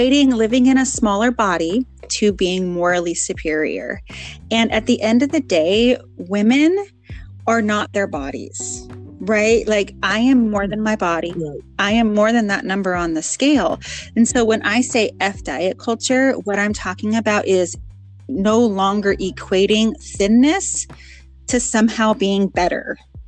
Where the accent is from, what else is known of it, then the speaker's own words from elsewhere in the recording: Portland, Oregon, United States; I am from Portland, Oregon